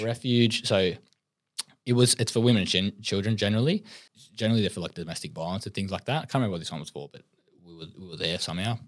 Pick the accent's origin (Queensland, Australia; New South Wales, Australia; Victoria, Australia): New South Wales, Australia; Sydney; I come from Western Sydney. Um, an Aboriginal man.